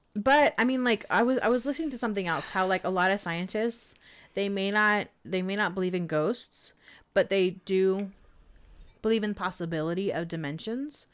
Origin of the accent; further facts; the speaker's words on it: Glendora, California, United States; I grew up in Glendora, San Dimas